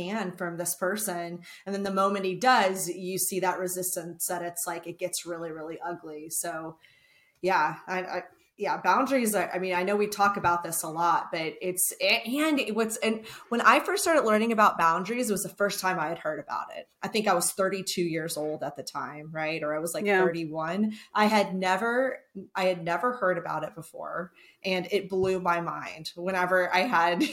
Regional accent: Texas, United States; I'm from Texas

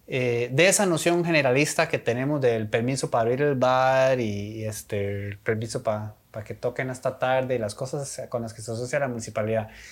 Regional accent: Costa Rica; uno como costarricense

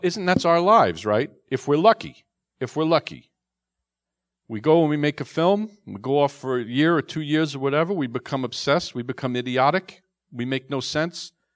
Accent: New York City, New York, United States; I'm a neurotic Jew from, from Queens

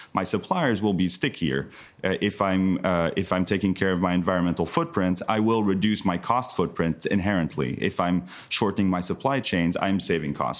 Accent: southern France, France; moved away; also born or lived in United States; I grew up in the south of France, Uh, being French American from an American mother

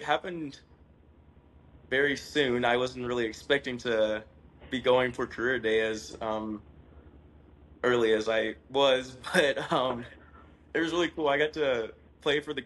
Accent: Toccoa, Georgia, United States; I grew up in Toccoa in Northeast Georgia, around the border of South Carolina

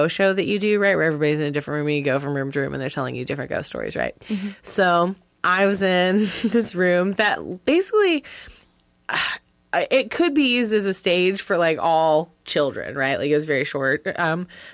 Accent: Wilmington, North Carolina, United States; my hometown, right? Wilmington, North Carolina

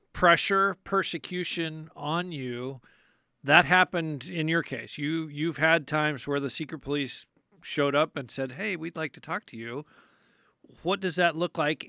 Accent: United States; I'm an American and I'm a Christian

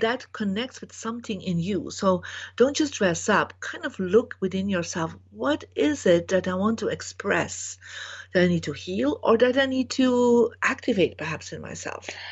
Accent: Belgium; I was born in Belgium

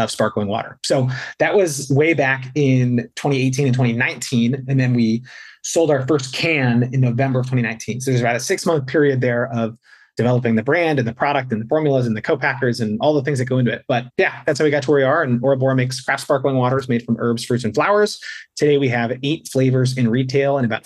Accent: outside New York City, United States; moved away; I grew up outside New York City in a family with a health freak for a mom

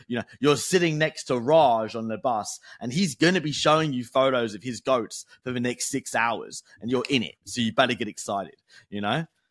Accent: United Kingdom; I'm British

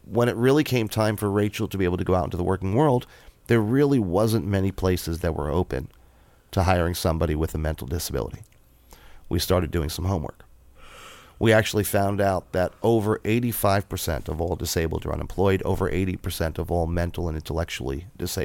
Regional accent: New York, United States; moved away as an adult; now in Columbus, Indiana, United States; I'm a New Yorker

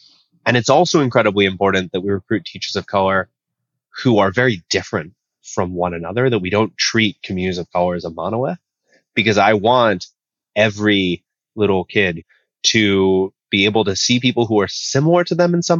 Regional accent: Oakland, California, United States; now in Honolulu, United States; I live in Honolulu, Hawaii, which is a beautiful, amazing, wonderful place, although I'm originally from Oakland, California

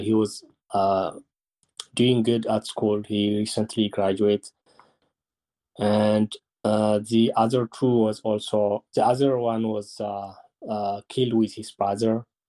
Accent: Mahabharadegwa, Tigray, Ethiopia; I am born and raised in Mahabharadegwa

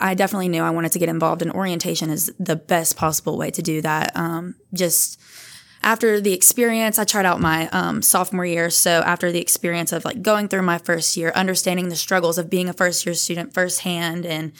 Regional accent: Bossier City, Louisiana, United States; I'm from Bossier, so only about an hour away.

